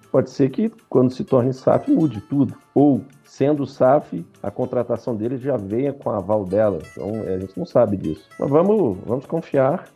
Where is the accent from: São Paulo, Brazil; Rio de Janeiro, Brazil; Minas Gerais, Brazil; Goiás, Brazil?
Minas Gerais, Brazil; Nós como bons mineiros somos desconfiados